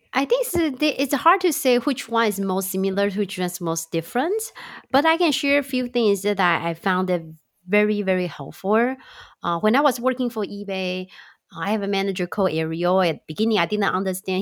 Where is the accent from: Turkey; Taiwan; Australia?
Taiwan; also born or lived in Chicago, United States; now in California, United States; I'm originally from Taiwan and live in Chicago for seven, eight years